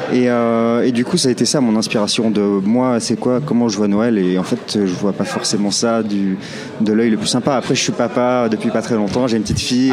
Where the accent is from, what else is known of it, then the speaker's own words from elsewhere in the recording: Clermont-Ferrand, Auvergne-Rhône-Alpes, France; à Clermont-Ferrand, mhm. dans ma ville natale